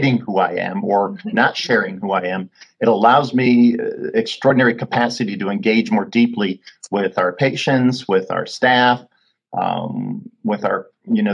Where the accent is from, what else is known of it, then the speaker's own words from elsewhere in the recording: South Dakota, United States; moved away; also born or lived in Washington, D.C.; my home state, which is South Dakota